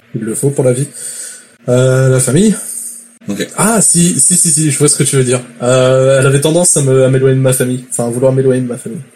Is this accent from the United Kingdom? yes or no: no; France; now in Quebec, Canada; Je suis français.